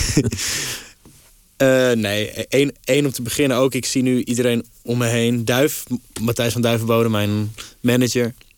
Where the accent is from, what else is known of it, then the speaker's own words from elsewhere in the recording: Amsterdam, North Holland, Netherlands; als Amsterdamse jongen